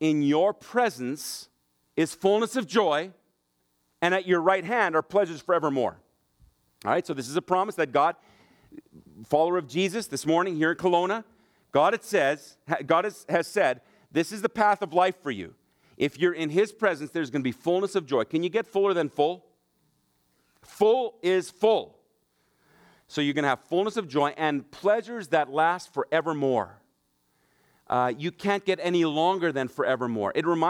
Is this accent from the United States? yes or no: no; Germany; also born or lived in Brandon, Manitoba; I grew up in Germany. Mom and dad are missionaries there. But when we were on furlough, we used to live in just outside of Brandon, Manitoba.